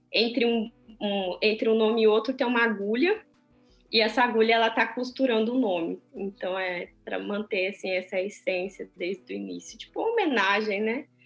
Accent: Brazil; now in Switzerland; na minha terra, né? No meu país

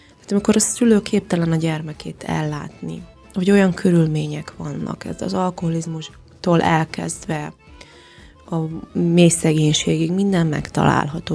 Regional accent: Lébény, Győr-Moson-Sopron, Hungary; moved away as an adult; also born or lived in Tusnádfürdő, Romania; now in Székelyhíd, Romania; Magyarországon születtem, de én már négy éve itt élek Romániában. Gyamoson Sopron megyéből származom, ez Északnyugat Magyarország, Kisalföld régiója, Lébényből

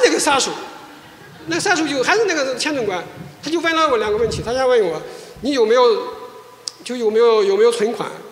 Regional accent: China; moved away as an adult; also born or lived in South Korea; 我是中国人呀，大中国

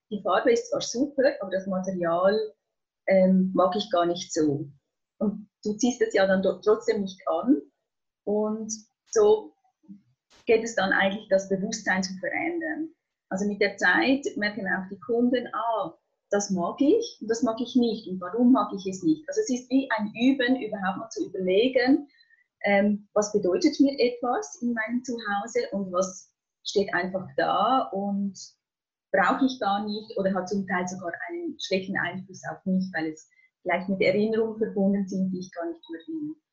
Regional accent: Switzerland; wie ihr hört, ich komme aus der Schweiz.

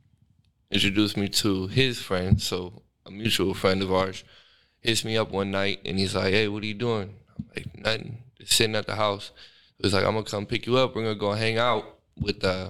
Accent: Sacramento, California, United States; I'm from Sac, born and raised practically

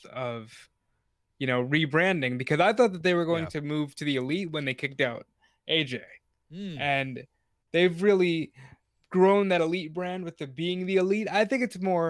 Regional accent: New York City, New York, United States; my hometown, Queens, New York

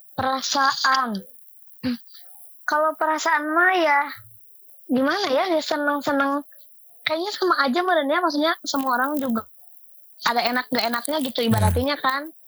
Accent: Cimahi, West Java, Indonesia; also born or lived in Kopo; Aku lahir di Cimahi, tinggal di Kopo, rumah di Cibide.

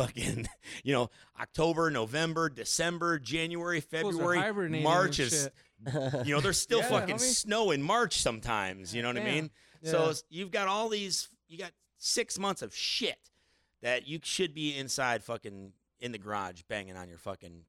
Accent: Midwest, United States; moved away as an adult; now in Las Vegas, United States; I'm from the Midwest

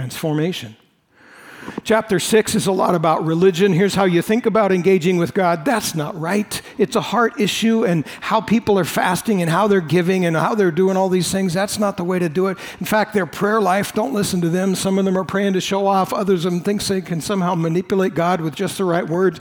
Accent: United States; I'm an American

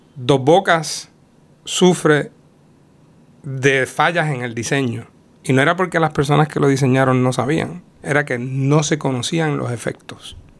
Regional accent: Utuado, Puerto Rico; Yo soy del pueblo de Utuado

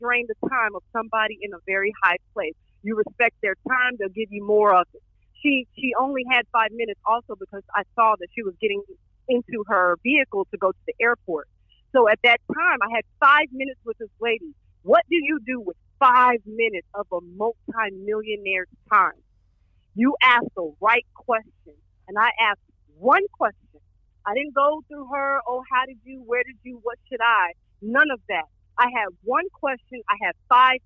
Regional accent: Texas, United States; moved away; also born or lived in Atlanta; I'm not from Atlanta. I'm from Texas

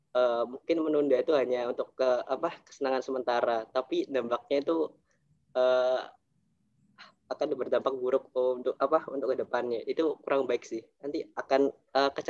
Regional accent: Surabaya, East Java, Indonesia; kuliah ke perantauan ke UB kan aku dari Surabaya kalau ke Malang itu kan juga uh, memperhitungkan biaya kos

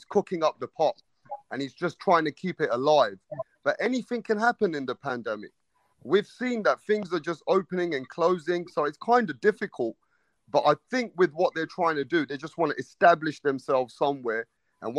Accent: England, United Kingdom; I'm from England

